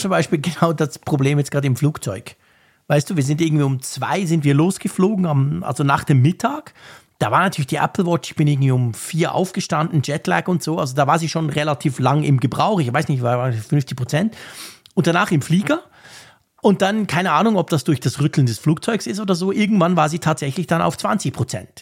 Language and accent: German; Switzerland; wir in der Schweiz